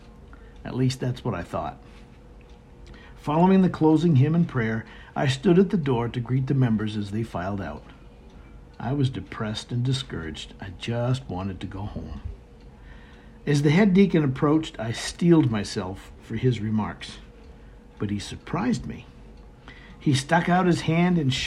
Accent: Maine, United States; I'm a native of Northern New England, born and raised in Maine.

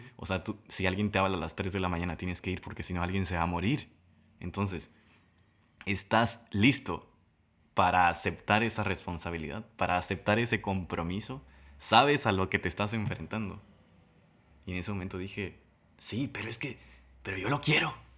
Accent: Tabasco, Mexico; de Tabasco

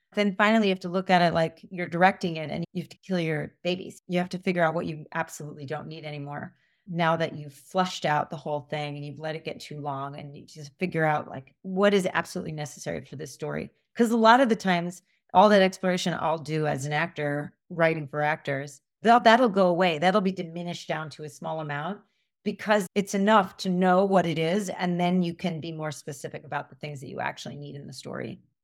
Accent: United States; I grew up in suburbia outside of New York

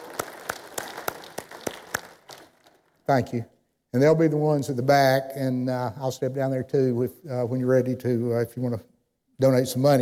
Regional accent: Athens, Georgia, United States; moved away as an adult; now in Winchester, United States; I grew up in Athens, Georgia.

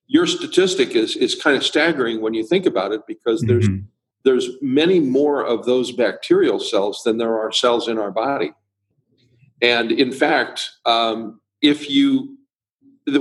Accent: Illinois, United States; now in California, United States; I grew up in Illinois. I live in California now

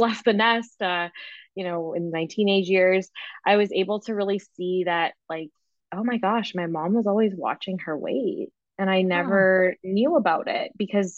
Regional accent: the Prairies, Canada; I grew up here in Canada, and I was born and raised in the prairies.

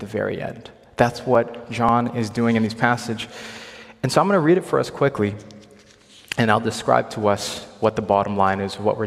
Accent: Hong Kong; moved away; also born or lived in Ontario; I'm from Hong Kong

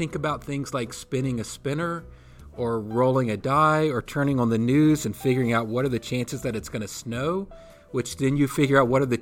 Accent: Rockingham County, Virginia, United States; now in Hanover County, United States; I grew up in Rockingham County up in the mountains

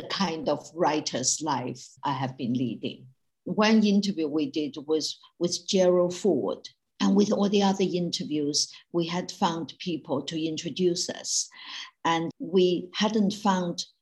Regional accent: China; moved away as an adult; now in United Kingdom; when I was growing up in Mao's China in the 1950s, 60s, and 70s

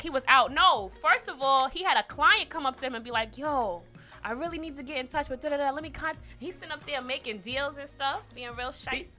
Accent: New York City, New York, United States; I'm from Staten Island. Don't come at my borough, okay?

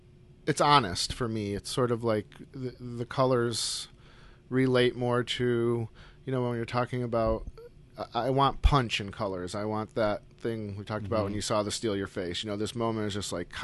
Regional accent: Syracuse, New York, United States; I grew up in Syracuse, New York, yeah.

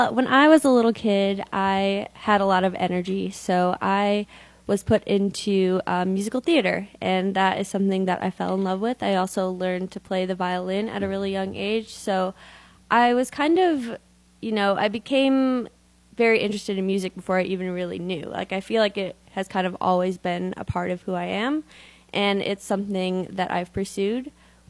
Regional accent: Schaumburg, Illinois, United States; Schaumburg, Illinois. So Chicago.

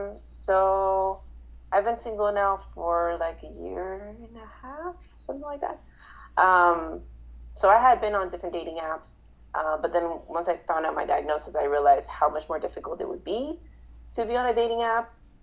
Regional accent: Mexico City, Mexico; also born or lived in Inglewood, California; now in Las Vegas, United States; I'm Mexican. Mexican American. I've been living in Vegas for 20-ish years. But I was born in Mexico City, and then I moved to Inglewood, California, LA area. Then I moved to Vegas.

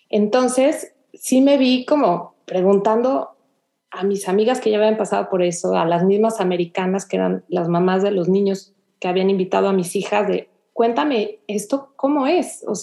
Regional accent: Mexico; sabes que yo soy de México, yo acostumbro a hacer esto

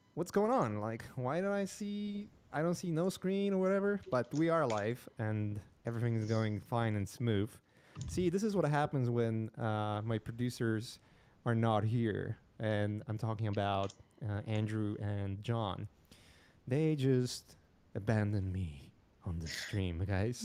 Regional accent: Poland; moved away; I'm from Poland

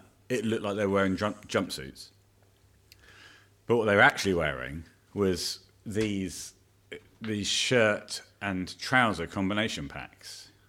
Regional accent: United States; I got my overpasses. Because I'm an American.

